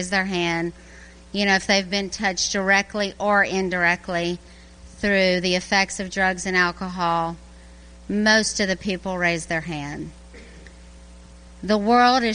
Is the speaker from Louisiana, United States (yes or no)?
yes; Louisiana, United States; moved away as an adult; also born or lived in Birmingham, Alabama; now in Garrison, New York, United States; I'm from Louisiana. I was born and raised there, but then I worked in Birmingham, Alabama for 22 years